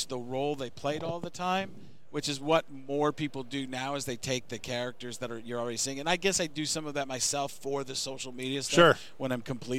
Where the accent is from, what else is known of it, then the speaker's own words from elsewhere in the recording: Milwaukee, Wisconsin, United States; also born or lived in Chicago, Illinois; I grew up in Milwaukee.